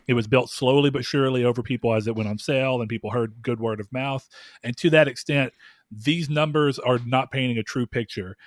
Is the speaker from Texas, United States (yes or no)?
yes; the South, Texas, United States; accent: Southern; I live in the South and I don't ever think about the fact that I, I feel like I don't have at least a strong Southern accent